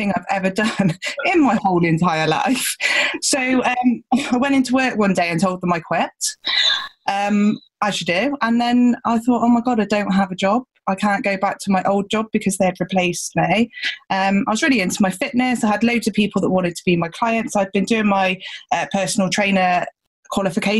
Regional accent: Gloucestershire, South West England, United Kingdom; I'm from down in Gloucestershire. You might hear that in my accent.

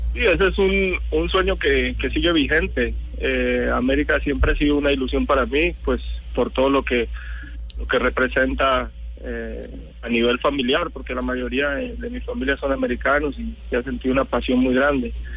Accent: Colombia; moved away; somos colombianos

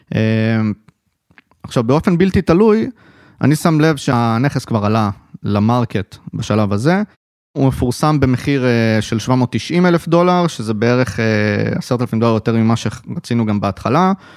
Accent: Haifa, Haifa District, Israel; born or raised there

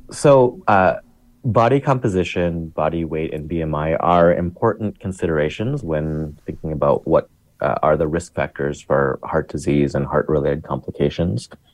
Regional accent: Chicago, Illinois, United States; I grew up in the South Asian community of Chicago

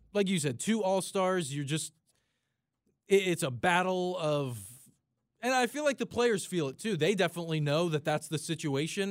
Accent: New Jersey, United States; I'm from South Jersey. Grew up a Philly fan.

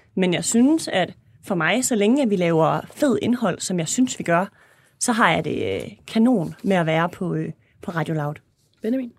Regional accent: Esbjerg, Southern Denmark, Denmark; moved away; jeg har været i Esbjerg her i weekenden, hvor jeg kommer fra

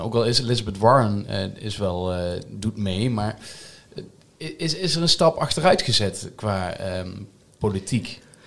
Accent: Netherlands; wij als Nederlanders

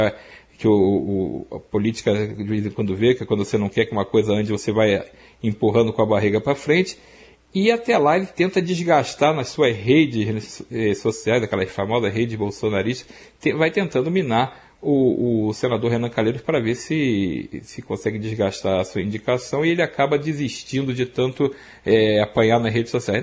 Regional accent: Rio de Janeiro, Brazil; accent: Rio de Janeiro chiado; moved away; also born or lived in São Paulo; eu saí do Rio de Janeiro há muito tempo

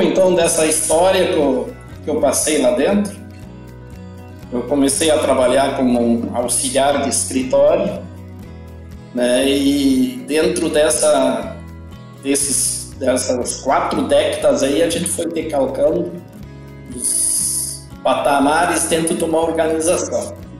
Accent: Não-Me-Toque, Rio Grande do Sul, Brazil; eu nasci no interior do Brasil, interior do Rio Grande do Sul, no interior da cidade de Nometoque. Então eu sou filho de pequenos produtores

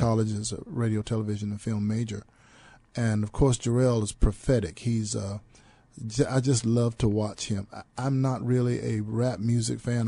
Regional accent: Troy, North Carolina, United States; moved away as an adult; now in San Antonio, United States; I was born and raised in North Carolina

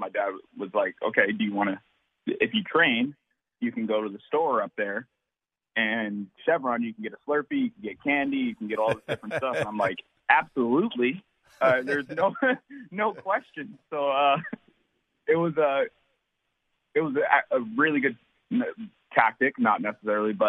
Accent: Seattle, Washington, United States; also born or lived in Federal Way, Washington; I was born in actually Seattle, Washington. I grew up in West Seattle. Went to high school in Federal Way, Washington

